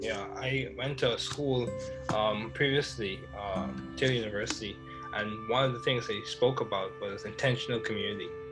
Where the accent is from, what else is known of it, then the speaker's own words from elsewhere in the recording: Bahamas; I grew up in the Bahamas